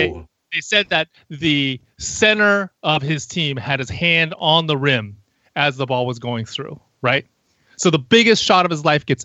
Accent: California, United States; You know, we're from Northern California. It's an Oakland team.

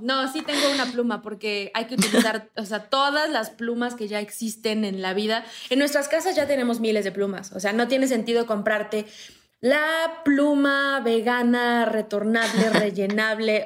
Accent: Morelos, Mexico; moved away as an adult; now in Mexico City, Mexico; Yo eh, soy de Morelos, me vine a la Ciudad de México a estudiar en la universidad y luego me quedé aquí

